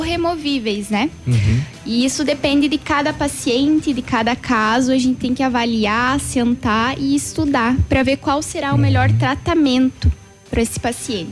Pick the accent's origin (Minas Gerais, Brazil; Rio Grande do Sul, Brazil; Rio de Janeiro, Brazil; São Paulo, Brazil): Rio Grande do Sul, Brazil; Tenente Portela; now in Pato Branco, Brazil; Eu venho de, sou natural de Tenente Portela, Rio Grande do Sul, hum. bem longe